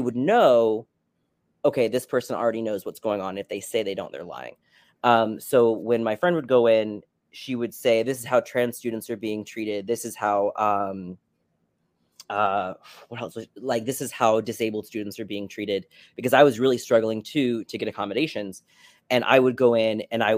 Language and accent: English; Tallahassee, Florida, United States; moved away as an adult; also born or lived in Connecticut / New York; I'm from Tallahassee, where Florida State is located